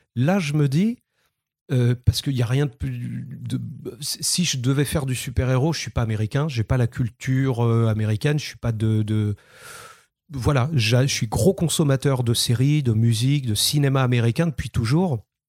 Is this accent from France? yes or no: yes; Saint-Malo, Brittany, France; de Saint-Malo, de mes, mes origines